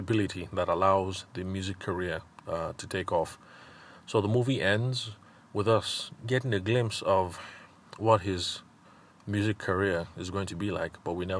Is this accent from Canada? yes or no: no; Benue, Nigeria; like I am, I'm Tiva, I'm from Benue State.